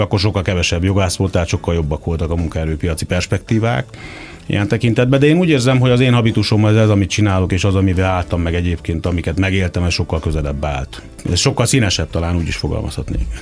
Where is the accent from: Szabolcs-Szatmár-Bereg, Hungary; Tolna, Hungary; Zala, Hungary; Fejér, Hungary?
Szabolcs-Szatmár-Bereg, Hungary; Kisvárda; moved away as an adult; also born or lived in Gödöllő; now in Budapest, Hungary; Büszke vagyok a szabolcsi származásomra, és sokat adott mind a megye, mint pedig a, a város, ahol születtem. Egyébként nem csak, hogy ott születtem, de a közelben végeztem még a gimnáziumi tanulmányaimat is